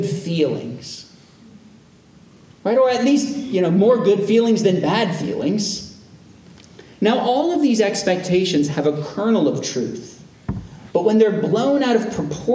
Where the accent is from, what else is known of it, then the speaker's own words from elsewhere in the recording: United States; as American Christians